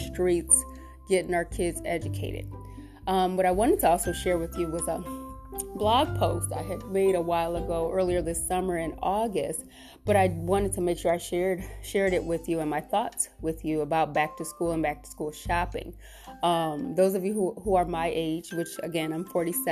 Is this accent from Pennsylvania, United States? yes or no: no; Cleveland, Ohio, United States; I grew up in Cleveland.